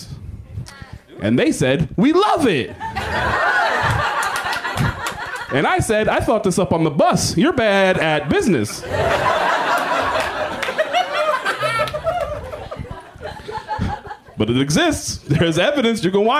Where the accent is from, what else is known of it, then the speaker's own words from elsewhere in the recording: Texas, United States; I'm from Texas